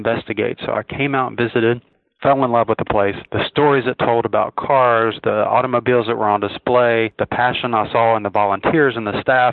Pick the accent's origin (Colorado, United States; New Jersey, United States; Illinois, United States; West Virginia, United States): West Virginia, United States; Charleston; moved away; I am born and raised in Charleston, West Virginia, so I am definitely a transplant. My voice usually gives that away to people